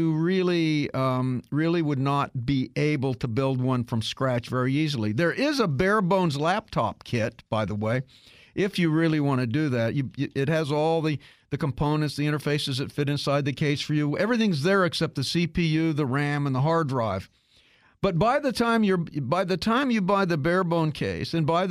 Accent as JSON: {"language": "English", "region": "Kansas", "country": "United States", "tie": "born or raised there", "said": "I grew up in Kansas"}